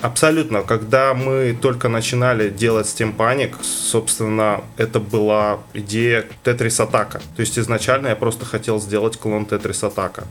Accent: Karaganda, Karaganda Region, Kazakhstan; also born or lived in Saint Petersburg; из Казахстана, я ну, просто родился в Карганде

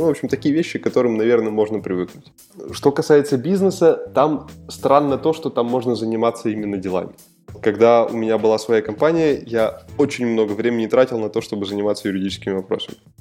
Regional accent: Moscow, Russia; я из Москвы

